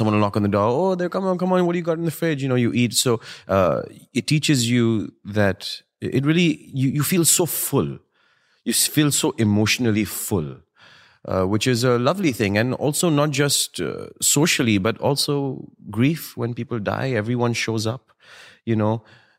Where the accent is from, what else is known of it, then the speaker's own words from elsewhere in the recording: Delhi, India; The beauty of growing up in India for me was the familial, the idea